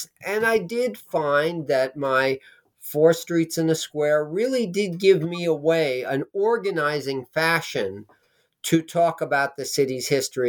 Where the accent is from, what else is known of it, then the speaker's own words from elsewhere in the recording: Manhattan, New York, United States; I was staying at my parents' home again. I grew up in Manhattan. They lived in Manhattan, but they had moved to Nyack